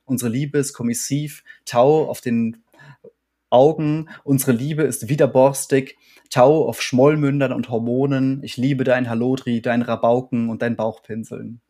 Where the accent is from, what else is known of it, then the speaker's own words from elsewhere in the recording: Warstein, North Rhine-Westphalia, Germany; ich bin in Warstein aufgewachsen